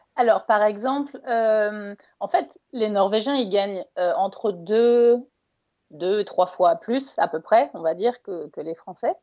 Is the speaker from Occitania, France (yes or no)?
no; Ardennes, Grand Est, France; moved away as an adult; also born or lived in Paris; now in Tønsberg, Norway; je suis originaire des Ardennes, donc j'ai quand même grandi à la campagne.